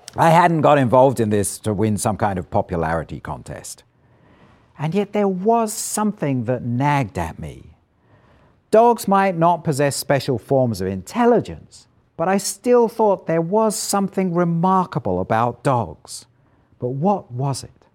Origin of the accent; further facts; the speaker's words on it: Isle of Wight, South East England, United Kingdom; moved away as an adult; also born or lived in London / Edinburgh; I grew up on the Isle of Wight, an island about twenty-five miles long, fifteen miles wide, off the south coast of England.